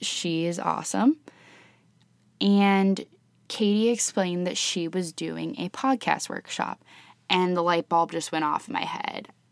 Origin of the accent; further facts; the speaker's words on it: Columbus, Ohio, United States; also born or lived in Oxford, Ohio; I was born and raised in Columbus, Ohio with my parents and two younger sisters